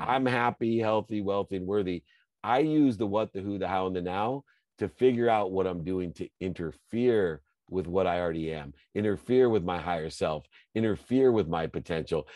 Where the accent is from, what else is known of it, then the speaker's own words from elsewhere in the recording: Akron, Ohio, United States; I grew up, I had a single mom, my dad left when I was five. I lived in Akron, Ohio, great place to be from